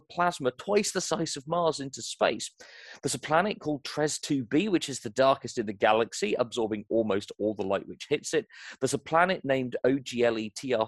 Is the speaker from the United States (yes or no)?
no; United Kingdom; accent: British; also born or lived in Nigeria; I was raised in Nigeria on a missionary compound, but I returned to the UK, as you can probably tell from my accent, I am British, returned to the United Kingdom, started school there